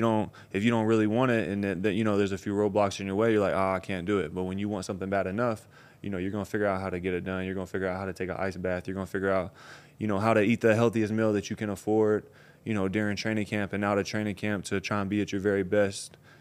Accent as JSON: {"language": "English", "region": "Tennessee", "country": "United States", "said": "I'm from Tennessee, way out in the country"}